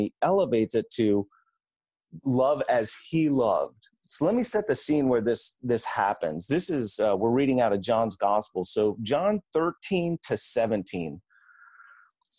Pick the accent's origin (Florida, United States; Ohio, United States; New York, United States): Ohio, United States; Cincinnati; moved away; As a kid, I grew up here in Cincinnati